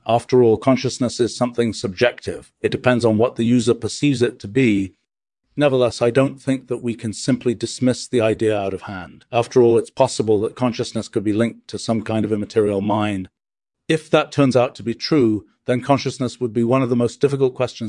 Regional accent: United States; I'm from the United States. I used to live in Boston, but now I live in Wolfram Warburg Village in Stetson Hills.

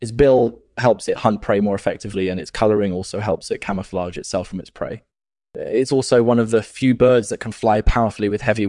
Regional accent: Colombia; also born or lived in Venezuela; I grew up in Colombia and Venezuela, and I've been interested in birds my whole life.

